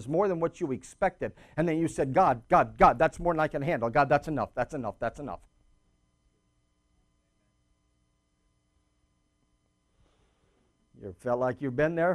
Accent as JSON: {"language": "English", "town": "Phoenix", "region": "Arizona", "country": "United States", "tie": "born or raised there", "also_born_or_lived": "Bermuda / Michigan / California", "moved": "yes", "said": "I grew up in Phoenix, Arizona, so I'm a desert rat."}